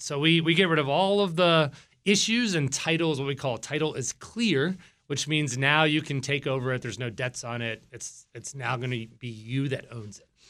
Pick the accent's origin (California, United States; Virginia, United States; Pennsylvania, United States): Virginia, United States; Virginia Beach; now in Northern Virginia, United States; I'm from Virginia Beach, Virginia.